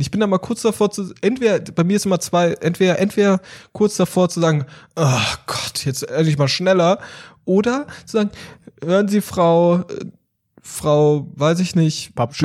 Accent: Cologne, North Rhine-Westphalia, Germany; moved away; ich bin jetzt mal in meine Heimat zurückgegangen und bin auch mal in Köln jetzt

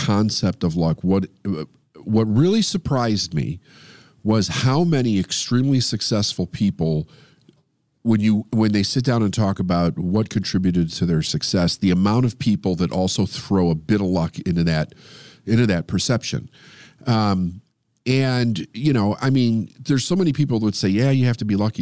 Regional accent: Chicago, Illinois, United States; all my people in Chicago, Chi-Town

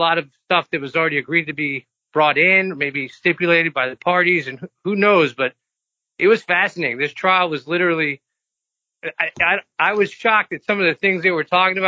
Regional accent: the South, United States; growing up in the South

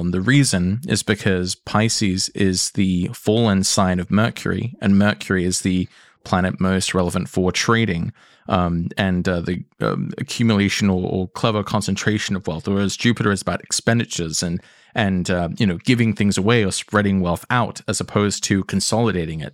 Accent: England, United Kingdom; accent: English; I know I sound English

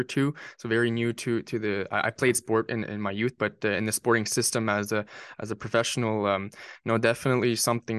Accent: Northern New Brunswick, Canada; I played as every Canadian kid, Northern New Brunswick Canadian kid. I played hockey growing up

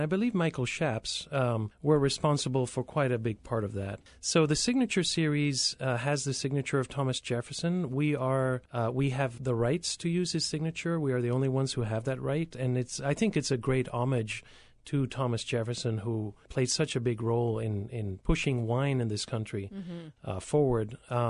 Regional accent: Spain; born there; I was born in Spain.

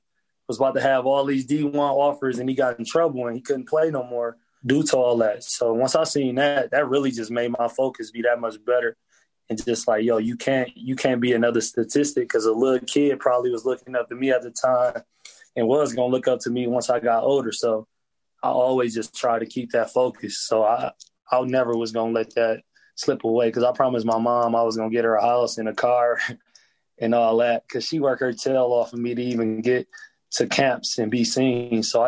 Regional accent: Flint, Michigan, United States; You got to think, around my era, we were number one, number two in the country with murders per year.

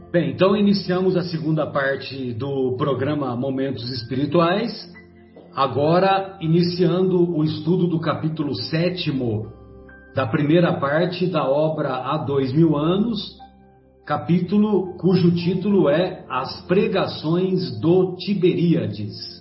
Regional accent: São José do Rio Pardo, São Paulo, Brazil; quando eu era menino lá em São José do Rio Pardo

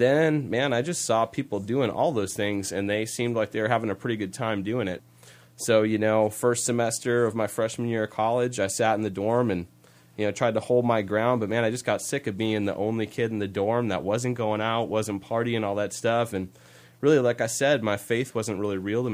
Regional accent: Green Bay, Wisconsin, United States; I was born and raised here in Green Bay. I love it here. This is my hometown.

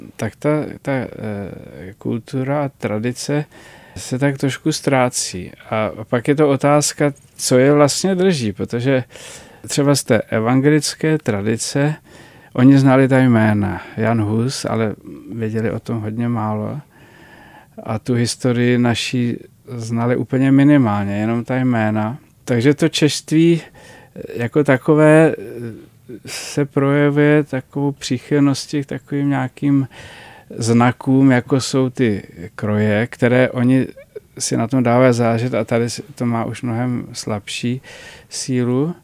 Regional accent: Czechia; now in Libiš, Czech Republic; z poličky což je 19 kilometrů od toho, kde já jsem vyrostl

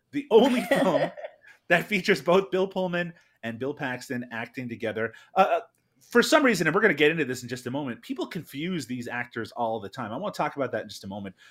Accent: Canada; only speaking as a Canadian

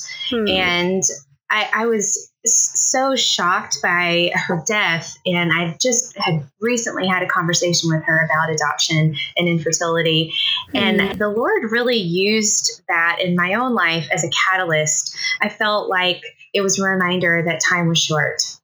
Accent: Tennessee, United States; moved away as an adult; also born or lived in Southeast Missouri; now in Missouri, United States; I live in Southeast Missouri. We've been here a little over 12 years. We're originally from Tennessee, though. We're transplants

